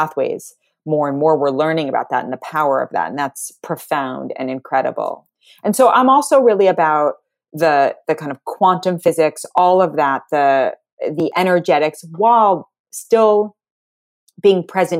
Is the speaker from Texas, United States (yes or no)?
no; New York City, New York, United States; I grew up in Manhattan. Everyone I went to school with, everyone's dad was on Wall Street